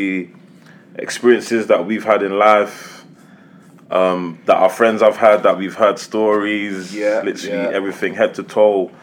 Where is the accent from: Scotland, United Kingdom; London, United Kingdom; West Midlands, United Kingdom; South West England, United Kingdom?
London, United Kingdom; we're not from America, you get me? We're from Islington